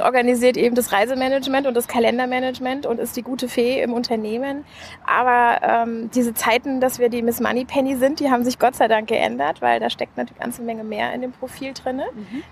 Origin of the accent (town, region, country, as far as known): Hesse, Germany; born or raised there; moved away as an adult; also born or lived in United States; now in Berlin, Germany